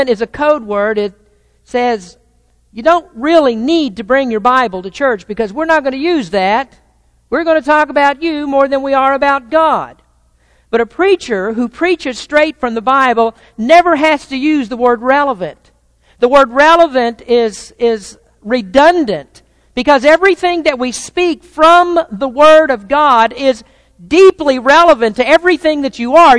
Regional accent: the South, United States; now in Santa Rosa, United States; I'm from the South, and our neighborhoods in the South are dotted with churches.

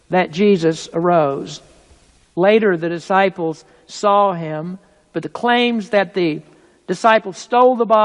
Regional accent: United States; being American

